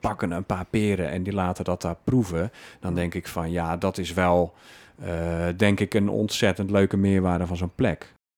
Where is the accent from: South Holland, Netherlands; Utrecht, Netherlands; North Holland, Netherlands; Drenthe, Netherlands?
South Holland, Netherlands; Alblasserwaard; now in Breda, Netherlands; Opgegroeid in de Alblasserwaard